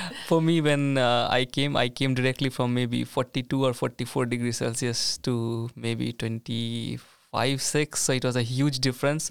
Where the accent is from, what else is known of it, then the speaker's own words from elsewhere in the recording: India; moved away as an adult; now in Sweden; being an Indian